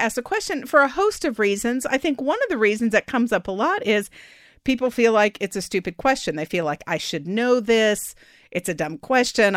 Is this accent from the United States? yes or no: yes; Austin, Texas, United States; moved away as an adult; Austin's my hometown